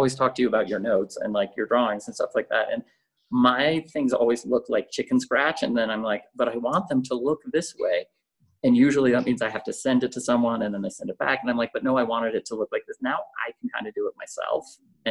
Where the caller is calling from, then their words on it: Mexico City, Mexico; I'm calling in from my dining room in Mexico City, which is now my office, my main office, sitting at the dining room table.